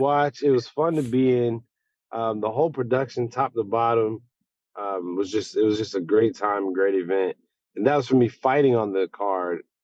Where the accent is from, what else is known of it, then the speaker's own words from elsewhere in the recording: Las Cruces, New Mexico, United States; now in Houston, United States; I'm uh, you know, from New Mexico, but I should have been out here in Texas.